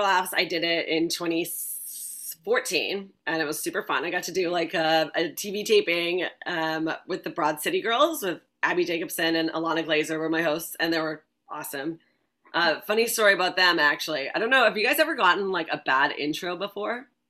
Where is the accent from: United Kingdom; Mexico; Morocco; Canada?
Canada; Vancouver, British Columbia; moved away as an adult; also born or lived in Ottawa, Canada / Los Angeles, United States; now in New York, United States; I'm originally from Vancouver, Canada